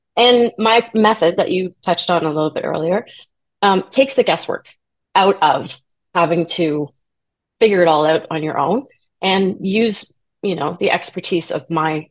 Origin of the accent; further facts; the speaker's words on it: Toronto, Ontario, Canada; I am from Toronto, Canada.